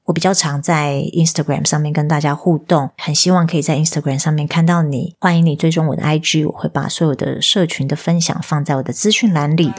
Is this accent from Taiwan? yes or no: yes; southern Taiwan, Taiwan; moved away; also born or lived in Taipei; 我是南部来的小孩